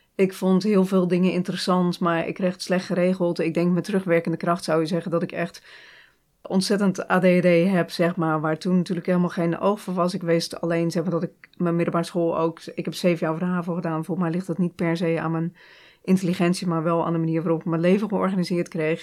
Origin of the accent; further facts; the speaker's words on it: Hardinxveld-Giessendam, South Holland, Netherlands; moved away; also born or lived in Rotterdam; ik woon in Harniksveld. dus ik kom echt uit de Alblasserwaard